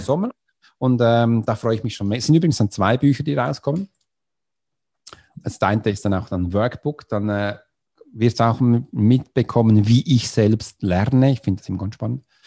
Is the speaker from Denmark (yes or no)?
no; Switzerland; Swiss ist für das Land, wo ich herkomme